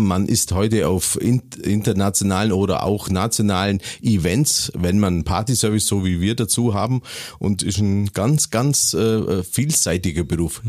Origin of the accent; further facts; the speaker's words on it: Waltenhofen, Bavaria, Germany; also born or lived in Kempten; ich bin geboren in Kempten im Allgäu und aufgewachsen eine Ortschaft äh, äh, weiter in Waltenhofen